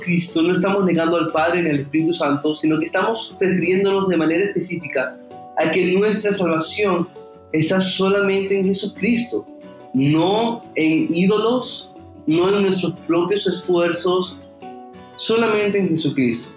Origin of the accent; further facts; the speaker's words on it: Venezuela; moved away as an adult; now in Santa Marta, Colombia; Actualmente estoy sirviendo en una hermosa iglesia en Santa Marta, en Colombia, donde soy de Venezuela